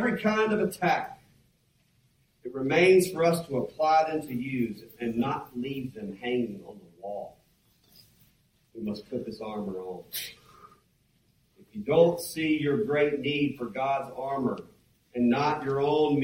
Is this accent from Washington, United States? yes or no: no; Mississippi, United States; moved away; I'm from Mississippi, where we got lots of farmers and other type people.